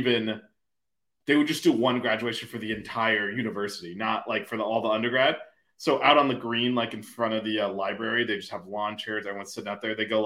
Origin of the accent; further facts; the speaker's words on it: Miami, Florida, United States; I'm from Miami